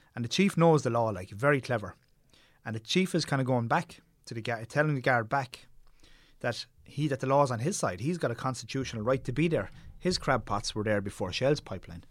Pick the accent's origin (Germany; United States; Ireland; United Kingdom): Ireland; Tipperary, Munster; I grew up in Tipperary